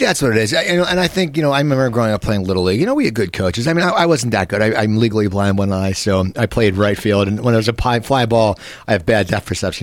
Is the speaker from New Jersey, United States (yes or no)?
yes; New Jersey, United States; moved away as an adult; now in Burbank, United States; I grew up in New Jersey